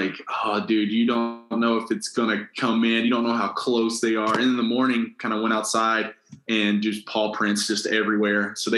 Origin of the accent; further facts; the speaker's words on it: Kentucky, United States; I grew up on Jim Beam's property. My dad pastors a church literally right outside of Jim Beam.